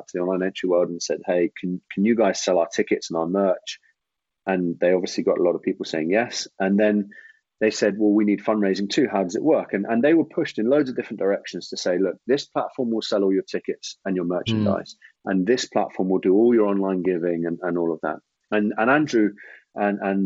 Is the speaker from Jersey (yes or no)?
yes; Jersey; I actually grew up in Jersey